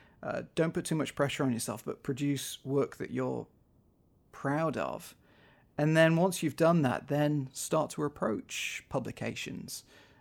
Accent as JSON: {"language": "English", "region": "North West England", "country": "United Kingdom", "tie": "born or raised there", "lives_now": "-", "said": "in the area where I grew up in the Northwest, just outside of Manchester, we're seeing things like these regular floods"}